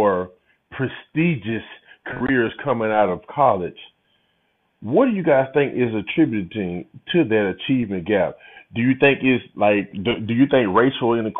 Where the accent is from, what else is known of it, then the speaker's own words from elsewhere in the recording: the South, United States; growing up in the South